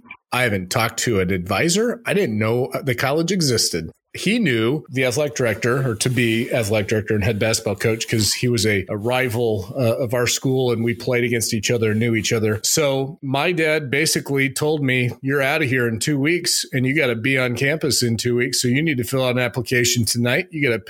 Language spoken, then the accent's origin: English; Phoenix, Arizona, United States; moved away as an adult; also born or lived in Minnesota; I grew up in Arizona.